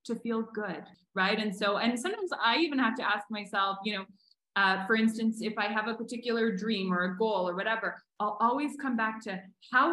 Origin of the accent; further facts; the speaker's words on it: Canada; now in Mexico; I'm Canadian, and it only just got to Canada